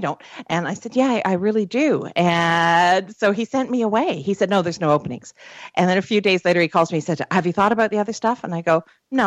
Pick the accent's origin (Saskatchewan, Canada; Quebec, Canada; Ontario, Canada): Ontario, Canada; Toronto; also born or lived in Orillia, Ontario; I was born in Toronto